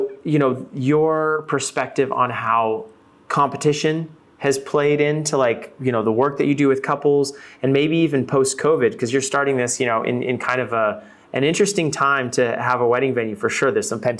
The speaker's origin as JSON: {"language": "English", "town": "Fort Worth", "region": "Texas", "country": "United States", "tie": "born or raised there", "said": "And actually, I'm originally from Texas."}